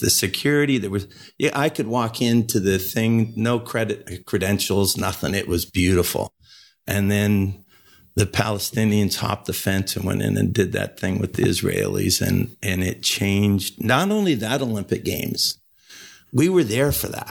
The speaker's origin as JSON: {"language": "English", "region": "Ontario", "country": "Canada", "also_born_or_lived": "Montreal / Calgary", "said": "in my home country"}